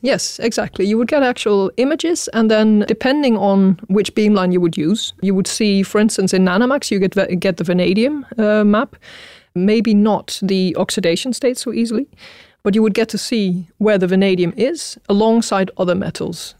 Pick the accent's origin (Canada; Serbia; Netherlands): Netherlands; moved away as an adult; now in Sweden; I was born in Holland, uh, or the Netherlands, as it is properly called, um, and uh, I studied there as well